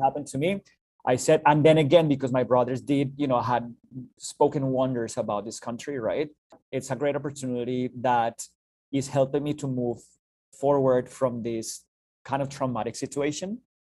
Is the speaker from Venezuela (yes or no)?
no; Bogota, Colombia; moved away as an adult; now in Canada; originally from Bogota, the capital city of Colombia in South America